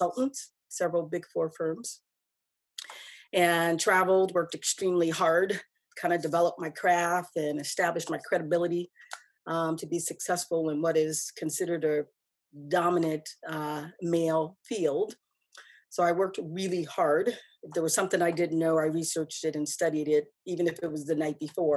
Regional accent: Newark, New Jersey, United States; moved away as an adult; now in Midwest, United States; I'm originally from Newark

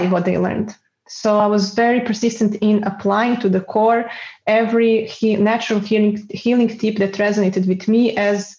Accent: Serbia; moved away as an adult; now in Netherlands; it was very stressful growing up in Serbia

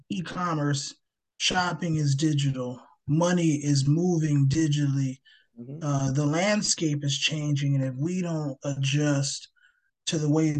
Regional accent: New Jersey, United States; I grew up in New Jersey

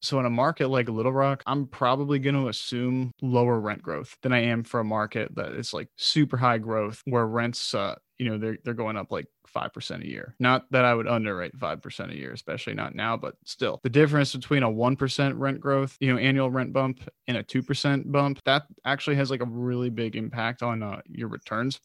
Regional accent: United States; also born or lived in Baltimore; I grew up outside of Washington, D C

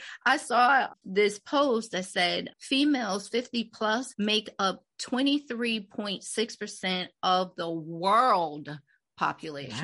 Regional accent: New Jersey, United States; we're from Jersey

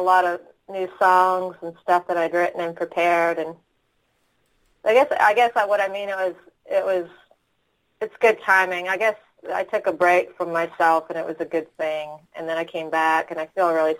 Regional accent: Ottawa, Ontario, Canada; moved away as an adult; also born or lived in Austin, Texas; I am from Ottawa. I went out to Texas when I was 21.

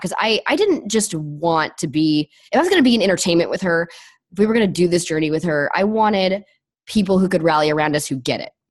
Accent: Los Angeles, California, United States; moved away; I'm from Los Angeles

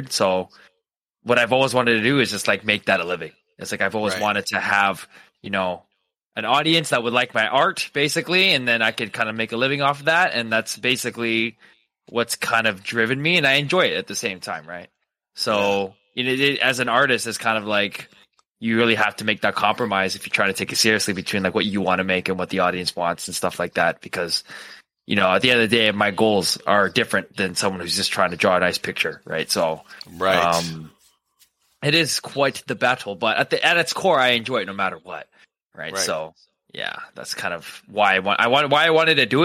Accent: Canada; moved away as an adult; now in United States; I'm Canadian, so like everything just straight to the bone, Canadian

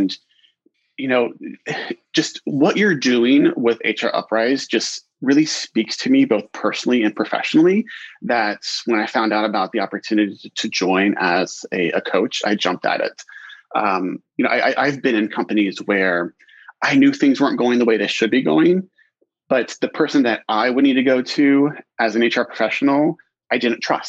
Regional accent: Columbus, Ohio, United States; moved away as an adult; now in Portland, United States; Born and raised in Columbus, Ohio.

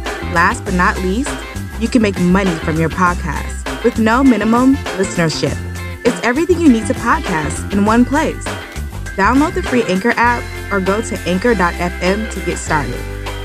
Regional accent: Tennessee, United States; also born or lived in Kentucky; I'm kind of from a little bit of everywhere. I guess you could say Tennessee. I've been down here a long time. Lived in Kentucky for a while too.

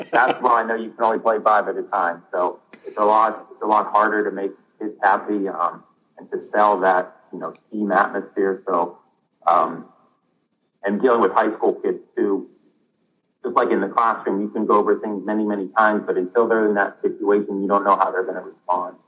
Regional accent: Northeast Ohio, United States; it was hard to find a job around here in Northeast Ohio

